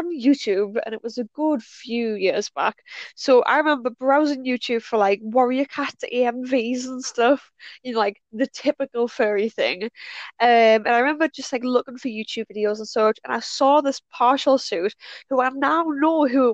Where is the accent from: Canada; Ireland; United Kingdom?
United Kingdom; North East England; I am from Northeast UK, England to be precise